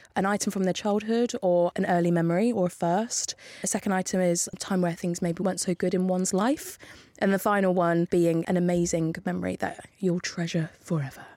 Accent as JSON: {"language": "English", "town": "Northampton", "region": "East Midlands", "country": "United Kingdom", "said": "I'm from Northampton."}